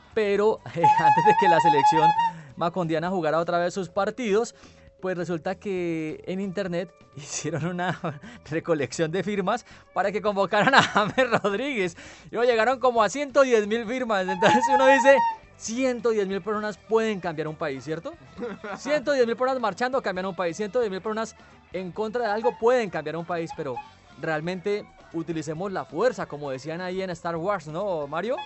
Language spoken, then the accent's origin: Spanish; Cali, Valle del Cauca, Colombia; nuestro Cal y nuestro Valle